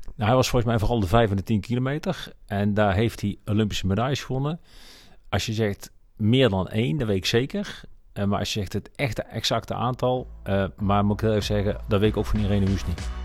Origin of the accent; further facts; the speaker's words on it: North Brabant, Netherlands; ik ben een geboren en getogen Brabander